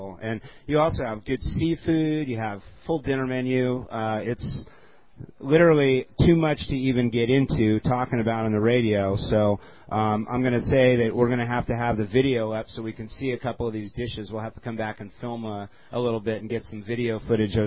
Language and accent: English; Glendale, California, United States; I hail from Glendale, and I live out in this area